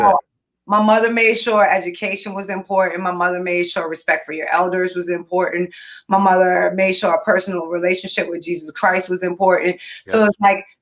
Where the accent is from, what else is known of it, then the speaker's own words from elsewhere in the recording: Richmond, Virginia, United States; moved away as an adult; now in Northern Virginia, United States; I was born and raised in Richmond, Virginia